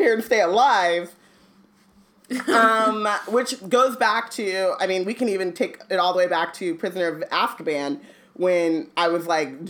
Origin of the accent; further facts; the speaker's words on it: Anaheim, California, United States; when I was growing up in Anaheim